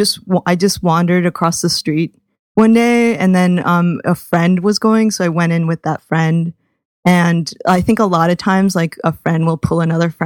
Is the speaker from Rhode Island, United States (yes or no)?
yes; Providence, Rhode Island, United States; Sean Ravi and I have this comparison of like both growing up in Providence.